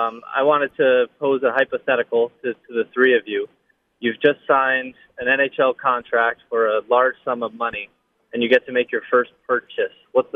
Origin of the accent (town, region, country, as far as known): Long Island, New York, United States; moved away